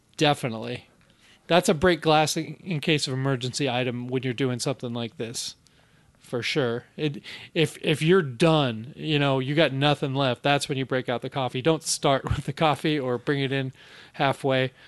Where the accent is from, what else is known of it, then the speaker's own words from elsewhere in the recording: Bellevue, Washington, United States; also born or lived in Seattle; Bellevue, my hometown. I was born in Seattle, but I was raised in Bellevue.